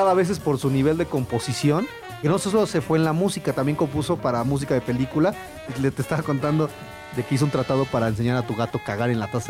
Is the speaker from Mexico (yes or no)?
yes; Mexico; soy mexicano y soy latino